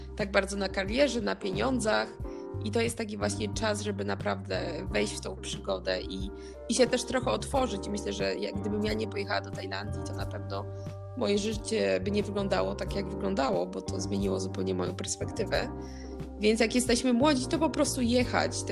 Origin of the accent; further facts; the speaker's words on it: Poland; moved away; pochodzimy z takiego kraju jak Polska